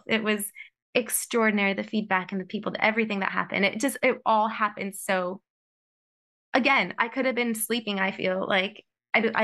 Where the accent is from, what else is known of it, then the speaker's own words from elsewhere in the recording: United States; moved away; I'm American